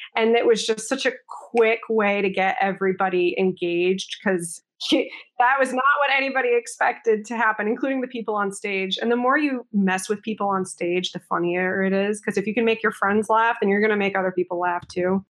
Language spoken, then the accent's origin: English; Connecticut, United States; moved away; I'm originally from Connecticut, so the way I grew up and the way I speak is not necessarily like the people that I perform